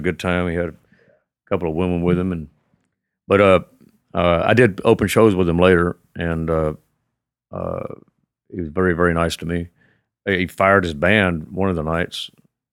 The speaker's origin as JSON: {"language": "English", "town": "Pasadena", "country": "United States", "said": "I came from Pasadena"}